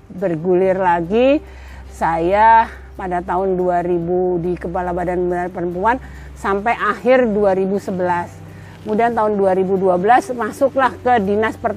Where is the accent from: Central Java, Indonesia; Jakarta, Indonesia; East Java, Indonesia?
Jakarta, Indonesia; now in Kebumen, Indonesia; saya asli Kebumen tapi kemudian merantau di Jakarta tahun 51 sehingga kami besar di Jakarta.